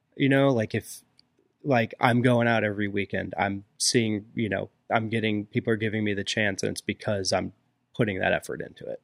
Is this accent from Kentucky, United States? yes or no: no; Springfield, Illinois, United States; moved away as an adult; now in Pittsburgh, United States; I'm originally from Springfield, Illinois.